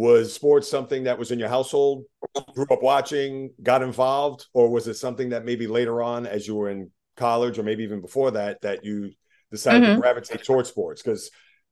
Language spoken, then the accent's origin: English; New York, United States; I'm a New Yorker